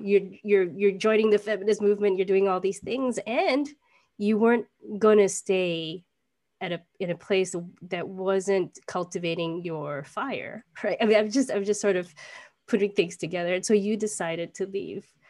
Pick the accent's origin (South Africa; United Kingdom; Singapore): Singapore; our homeland, Singapore